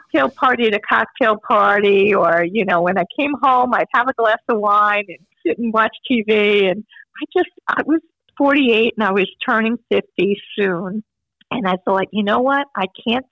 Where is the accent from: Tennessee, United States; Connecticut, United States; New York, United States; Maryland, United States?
New York, United States; Long Beach; I grew up in Long Beach, Long Island, and it's flat there